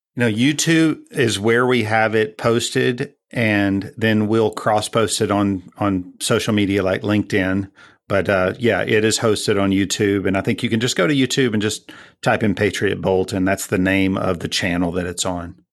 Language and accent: English; Texas, United States; I'm sixth generation Texan, so I go way back